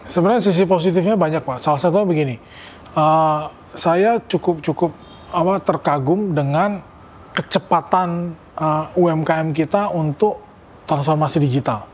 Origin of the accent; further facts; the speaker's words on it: Pontianak, West Kalimantan, Indonesia; moved away as an adult; also born or lived in Yogyakarta; saya lahir besar saya sekolah di di Pontianak